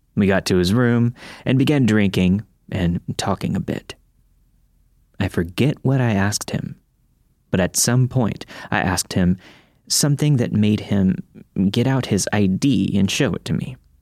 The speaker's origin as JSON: {"language": "English", "region": "Florida", "country": "United States", "tie": "born or raised there", "moved": "yes", "said": "I grew up in Florida"}